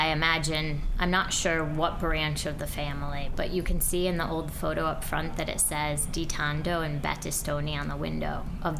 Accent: New York, United States; But I grew up in Dutchess County in the along the Hudson River Valley.

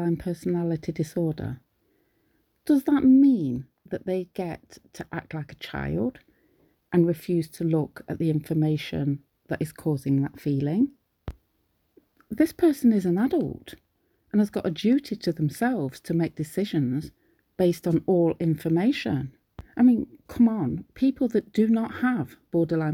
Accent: United Kingdom; I'm British, so I live in the UK

